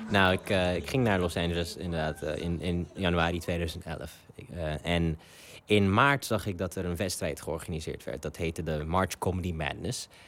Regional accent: Ethiopia; Ik ben Afrikaan. Ik ben in Afrika opgegroeid, in Ethiopië, dat is naast Somalië.

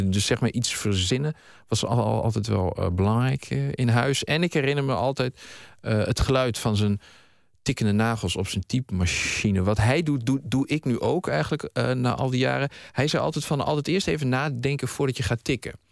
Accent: Hoenderloo, Gelderland, Netherlands; also born or lived in Haarlem; Ik, ik ben eh, geboren in Haarlem, maar ik ben daar echt alleen maar geboren. Mijn ouders die woonden toen in Nieuw-Vennep. En toen ik een half jaar was, hebben ze mij en mijn oudere broer verslept naar uh, eh, Hoenderlo

